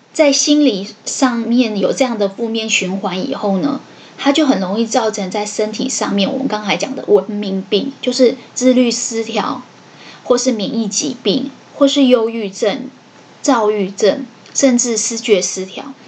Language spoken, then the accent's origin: Chinese; Taiwan; 我们台湾人的平均寿命大概是六七十岁